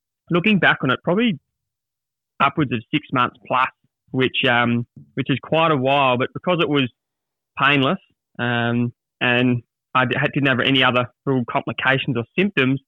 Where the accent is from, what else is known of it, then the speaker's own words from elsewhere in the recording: Adelaide, South Australia, Australia; I was back at my hometown in Adelaide